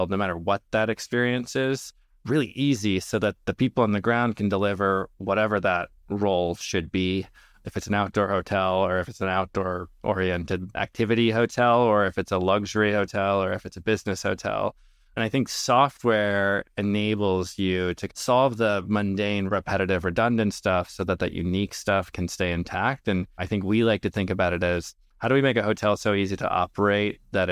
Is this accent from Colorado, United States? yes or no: no; Minnesota, United States; I grew up in Minnesota to Lebanese immigrant parents